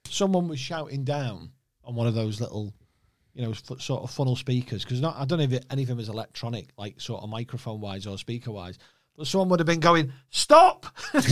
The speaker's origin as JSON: {"language": "English", "town": "Warrington", "region": "North West England", "country": "United Kingdom", "also_born_or_lived": "Liverpool (family) / Chester", "said": "I'm from Warrington. But all my mum and dad's family are from Liverpool."}